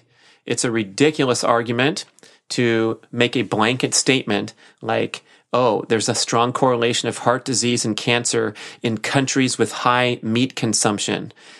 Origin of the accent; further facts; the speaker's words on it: Australia; Good day. I'm from Australia and just about to embark on the keto reset diet.